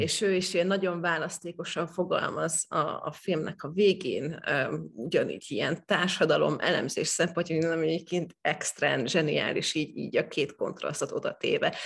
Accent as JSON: {"language": "Hungarian", "region": "Eastern Hungary", "country": "Hungary", "tie": "born or raised there", "said": "én is Kelet-Magyarországon nőttem fel"}